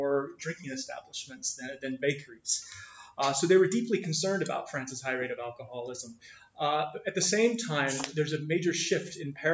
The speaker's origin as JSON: {"language": "English", "region": "Midwest", "country": "United States", "tie": "born or raised there", "moved": "yes", "said": "I grew up in the Midwest. I grew up in an agricultural area"}